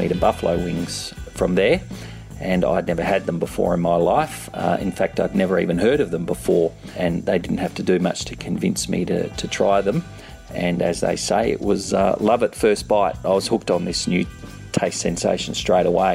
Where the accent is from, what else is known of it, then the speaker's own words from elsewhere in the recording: Perth, Western Australia, Australia; moved away as an adult; now in Sydney, Australia; currently I live in Sydney, Australia, which is on the other side of the country, about 4,000 kilometres or 2,500 miles away from where I grew up in Perth